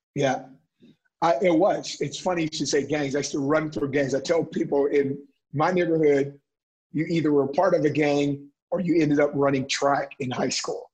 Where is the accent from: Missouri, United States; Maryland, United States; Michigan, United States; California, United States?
California, United States; Oakland; also born or lived in Stockton, California; I grew up in West Oakland